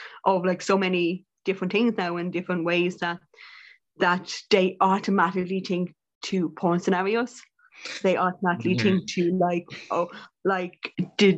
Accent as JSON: {"language": "English", "country": "Ireland", "said": "as Irish women and Irish people"}